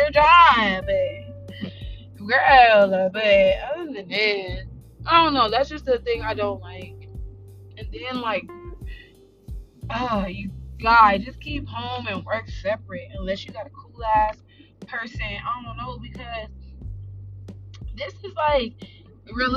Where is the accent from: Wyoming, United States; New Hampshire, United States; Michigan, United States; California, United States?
California, United States; Los Angeles; I'm from South Central